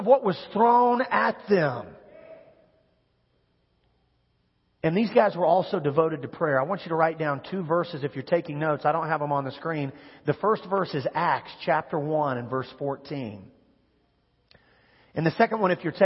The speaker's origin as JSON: {"language": "English", "region": "Kansas", "country": "United States", "tie": "born or raised there", "moved": "yes", "said": "I grew up in Kansas"}